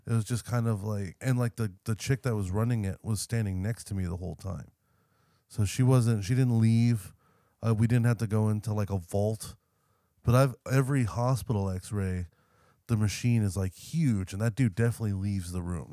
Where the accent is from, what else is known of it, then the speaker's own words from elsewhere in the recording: California, United States; we're from California